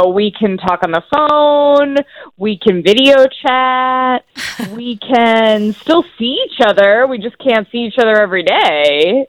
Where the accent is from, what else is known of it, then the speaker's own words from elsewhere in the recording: Broken Arrow, Oklahoma, United States; I'm from Broken Arrow. I haven't moved yet